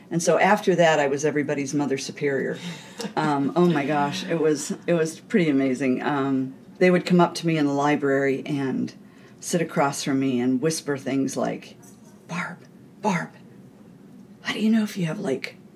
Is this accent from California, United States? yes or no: yes; California, United States; also born or lived in Niagara Falls, New York / Pennsylvania; I was born in Niagara Falls, New York, and when I was three, we moved to Pennsylvania. Then we moved back to New York. When I was nine, we finally moved to California.